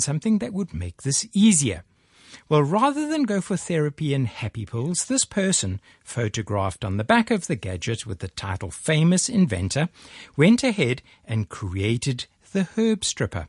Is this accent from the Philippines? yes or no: no; Hillcrest, KwaZulu-Natal, South Africa; accent: South African; moved away as an adult; also born or lived in New Orleans; it was in my hometown of Hillcrest